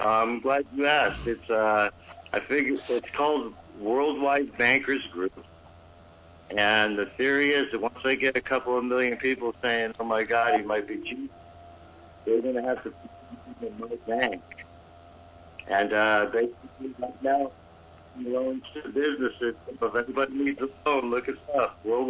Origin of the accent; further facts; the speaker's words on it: Kanazawa, Ishikawa, Japan; born there; I was born in Kanazawa, Japan.